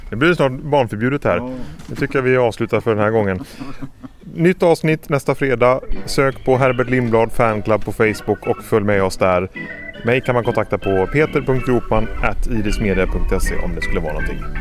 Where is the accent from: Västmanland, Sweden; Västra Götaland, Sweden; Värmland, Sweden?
Västra Götaland, Sweden; Stenungsund; moved away; jag är ju från Stenungsund, men bor inte längre på västkusten